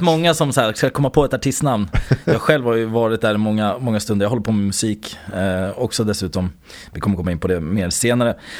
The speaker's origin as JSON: {"language": "Swedish", "town": "Södertälje", "region": "Stockholm County", "country": "Sweden", "tie": "born or raised there", "said": "jag är faktiskt uppväxt i Södertälje, utsidan av Stockholm, söder"}